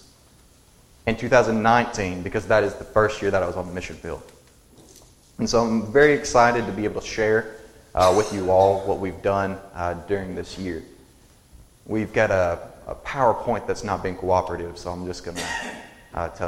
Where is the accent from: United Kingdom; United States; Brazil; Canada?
United States; Selmer, Tennessee; also born or lived in Zimbabwe; in my hometown, where I live is right in the middle of McNairy County, Tennessee, right in the middle of Selmer